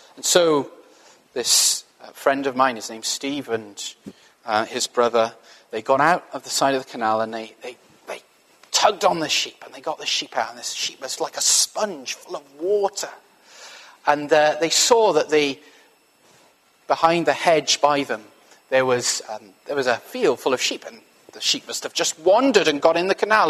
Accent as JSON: {"language": "English", "region": "Wales", "country": "United Kingdom", "said": "I'm from Wales"}